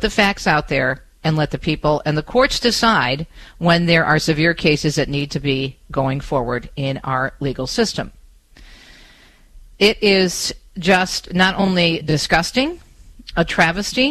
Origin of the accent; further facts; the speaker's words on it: Detroit, Michigan, United States; here in my hometown of Metro Detroit